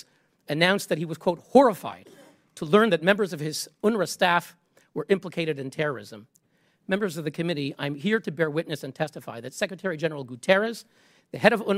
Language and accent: English; Canada; moved away; as a Canadian